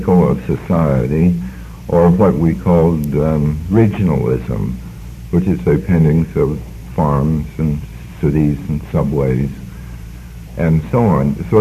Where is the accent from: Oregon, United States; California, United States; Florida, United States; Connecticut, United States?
California, United States; San Francisco; moved away; also born or lived in New York; I grew up in San Francisco